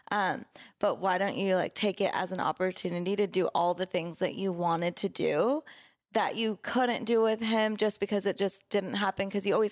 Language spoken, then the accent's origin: English; California, United States; also born or lived in Oregon; I lived in Oregon and I'm from California, so